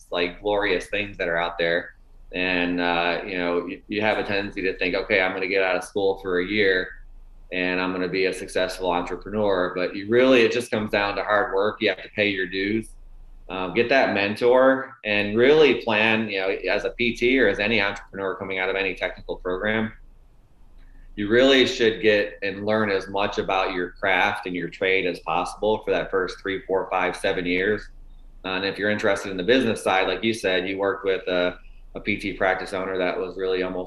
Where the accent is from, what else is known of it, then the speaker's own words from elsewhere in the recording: Tampa, Florida, United States; also born or lived in Buffalo, New York; I was born in Buffalo, New York, and, you know, grew up there until the fifth grade. You know, we moved to the Tampa, Florida area in fifth grade. So I spent most of my, you know, pre-college years in Florida.